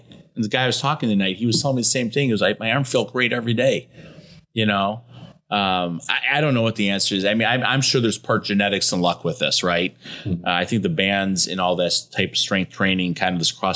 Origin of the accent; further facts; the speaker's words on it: Detroit, Michigan, United States; I'm from Detroit